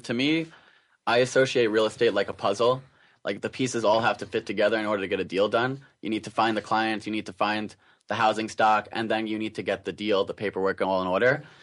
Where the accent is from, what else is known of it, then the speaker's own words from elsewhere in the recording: Suffolk County, Long Island, New York, United States; now in New York City, United States; I grew up in Long Island as well, but uh, a little further out in Suffolk County, closer to the Hamptons